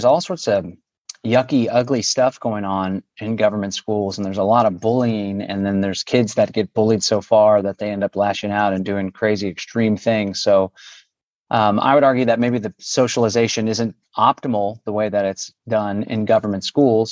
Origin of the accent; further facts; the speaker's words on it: Austin, Texas, United States; I was born and raised in Austin